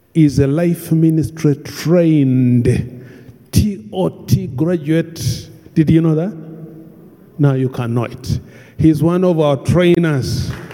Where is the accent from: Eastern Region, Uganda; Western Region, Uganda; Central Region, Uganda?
Western Region, Uganda; Bunyoro; I come from Bunyoro